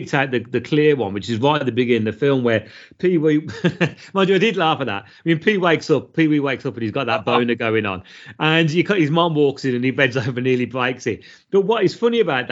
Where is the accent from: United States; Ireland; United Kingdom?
United Kingdom; we're British.